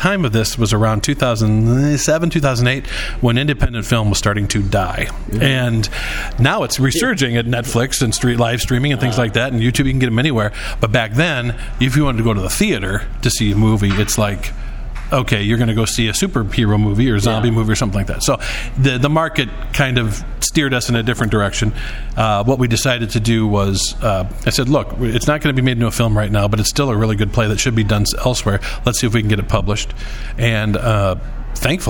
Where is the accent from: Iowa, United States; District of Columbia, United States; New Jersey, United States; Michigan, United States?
Iowa, United States; Camanche; also born or lived in Chicago, Illinois / Naperville/Aurora, Illinois; now in Naperville, United States; I'm originally from Comanche, Iowa, uh-huh. Right? So in the Clinton area. So my brother and I grew up there, and we both moved to Chicago area, where I still am